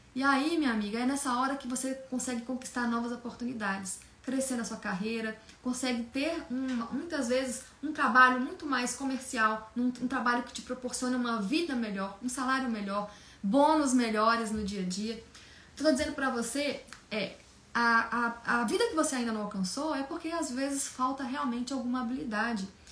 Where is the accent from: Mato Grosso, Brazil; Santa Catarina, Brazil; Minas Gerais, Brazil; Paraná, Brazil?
Minas Gerais, Brazil; moved away as an adult; now in São Paulo, Brazil; eu sou de Minas Gerais, eu vim para São Paulo há 16 anos, recém-formada